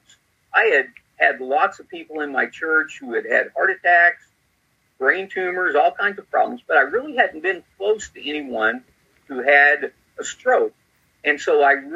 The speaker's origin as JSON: {"language": "English", "region": "Missouri", "country": "United States", "tie": "born or raised there", "also_born_or_lived": "Southern Illinois", "said": "I grew up here in Missouri, where I'm pastoring now. Grew up about 150 miles southeast of where we live now"}